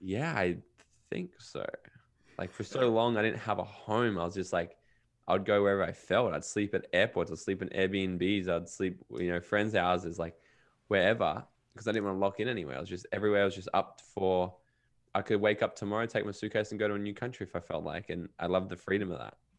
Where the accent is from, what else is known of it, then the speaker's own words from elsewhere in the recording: Brisbane and Gold Coast, Queensland, Australia; also born or lived in Los Angeles / Miami; I kinda grew up between Brisbane, Australia, and Gold Coast, Australia, where I am right now